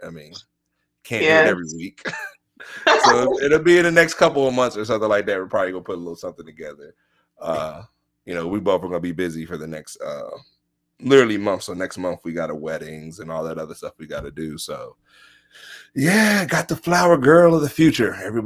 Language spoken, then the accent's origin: English; Maryland, United States; I mean, I come from Maryland. I used to drive from Silver Spring to like Bowie.